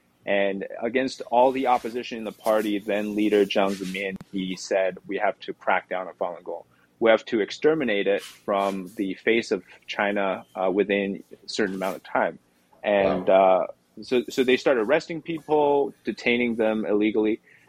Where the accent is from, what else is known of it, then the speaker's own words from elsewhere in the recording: Canada; now in New York, United States; Yeah, so I'm Canadian actually, but I moved here, I got married here